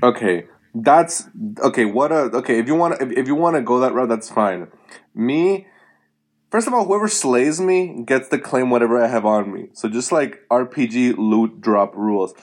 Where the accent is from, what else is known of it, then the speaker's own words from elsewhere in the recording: Puerto Rico; moved away; I'm from Puerto Rico